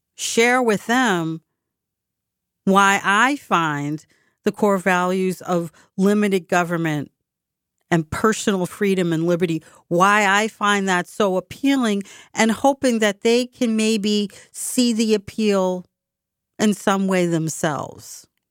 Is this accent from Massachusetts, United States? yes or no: yes; Boston, Massachusetts, United States; my hometown